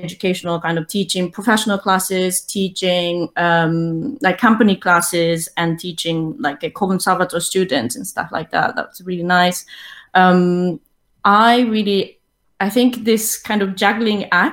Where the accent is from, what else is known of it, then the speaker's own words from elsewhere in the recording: Tokyo, Japan; moved away as an adult; now in London, United Kingdom; I'm originally from Tokyo, Japan. I started my dance training in hip-hop and ballroom Latin dance back in Tokyo.